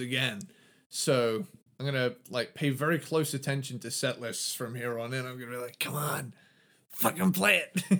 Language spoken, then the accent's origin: English; United Kingdom; I'm British